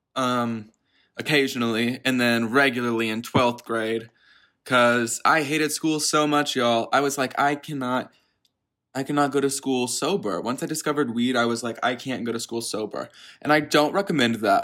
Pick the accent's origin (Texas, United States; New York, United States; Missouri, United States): Texas, United States; Dallas; I'm from Dallas, Texas." Or so I say. I'm actually in the suburbs of Dallas